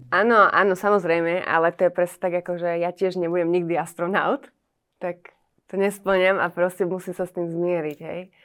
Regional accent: Trenčín, Trenčín Region, Slovakia; ja som z Trenčína

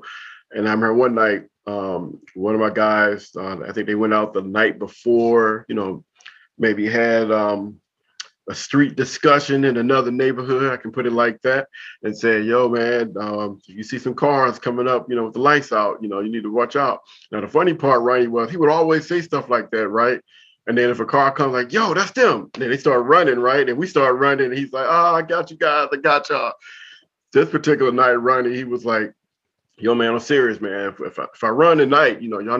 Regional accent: Compton, California, United States; moved away as an adult; also born or lived in Korea; now in Washington, D.C., United States; I grew up in Compton.

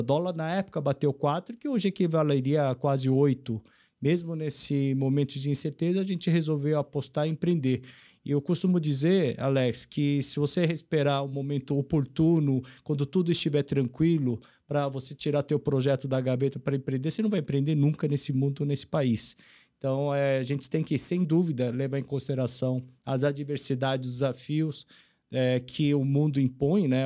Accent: Brazil; also born or lived in South Korea / Alphaville, Brazil; Eu cheguei aqui no Brasil em 72, então vim com meus 8 anos, hoje eu tenho 58. Então, nasci na Coreia

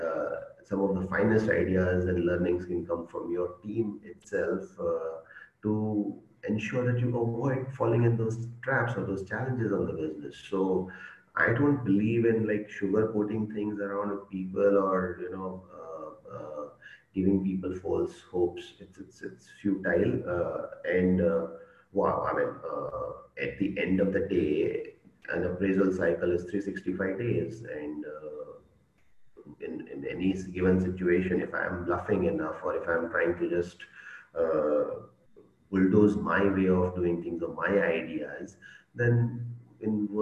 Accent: India; English is a second language; I'm from India

